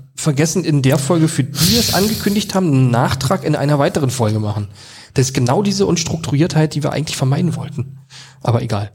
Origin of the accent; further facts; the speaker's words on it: Jüterbog, Brandenburg, Germany; moved away as an adult; now in Berlin, Germany; bin aufgewachsen da auf dem Dorf